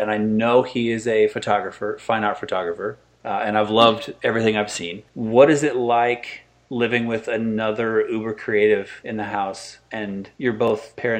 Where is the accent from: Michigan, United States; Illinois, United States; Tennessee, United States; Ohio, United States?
Illinois, United States; central; I grew up in the Midwest in central Illinois